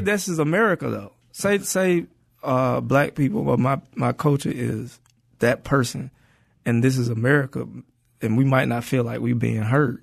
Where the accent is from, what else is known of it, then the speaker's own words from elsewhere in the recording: Atlanta, Georgia, United States; moved away as an adult; also born or lived in Inglewood, Los Angeles / New York; now in Los Angeles, United States; I'm from Atlanta.